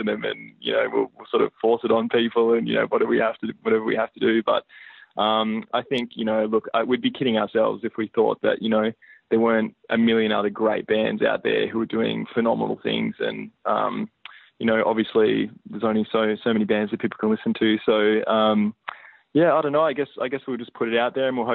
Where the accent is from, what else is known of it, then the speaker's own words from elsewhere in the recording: Hobart, Tasmania, Australia; we're a small band and because we're from Hobart